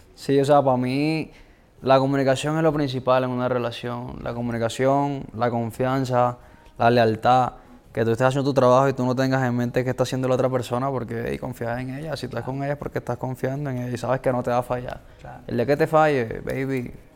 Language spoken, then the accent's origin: Spanish; Colombia; crecí en, barrios en Colombia